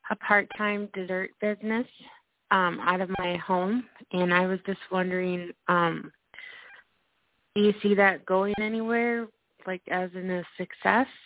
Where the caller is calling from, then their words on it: Minnesota, United States; from Minnesota.